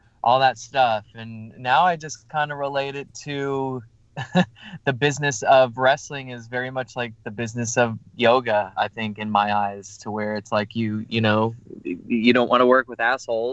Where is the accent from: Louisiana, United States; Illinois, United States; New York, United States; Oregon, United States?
New York, United States; moved away; I'm originally from New York